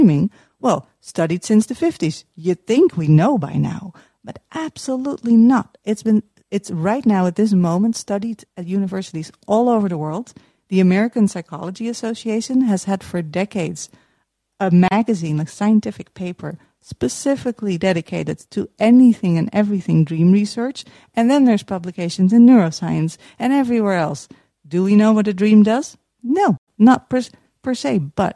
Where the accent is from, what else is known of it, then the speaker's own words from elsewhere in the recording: Utrecht, Netherlands; accent: Dutch; English is a second language; I'm from the Netherlands. You might hear it from my accent.